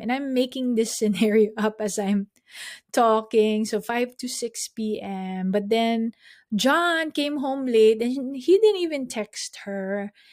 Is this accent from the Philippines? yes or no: yes; Philippines; we're Filipino, we all grew up in the same way